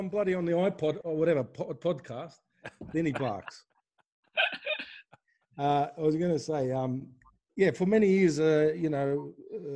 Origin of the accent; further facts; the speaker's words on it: Australia; moved away; growing up in Australia